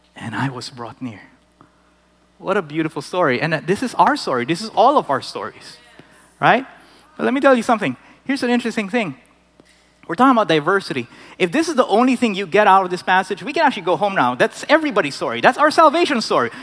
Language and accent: English; Philippines; moved away as an adult; I grew up in the Philippines, I was amongst Filipinos